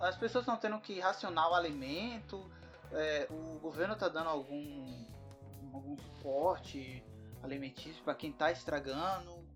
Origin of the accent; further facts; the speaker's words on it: Bahia, Brazil; a Bahia, de onde eu venho